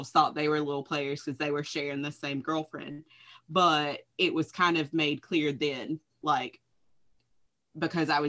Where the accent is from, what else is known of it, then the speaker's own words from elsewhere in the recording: South Carolina, United States; also born or lived in Boston, Massachusetts / Georgia; first grade was when I came to South Carolina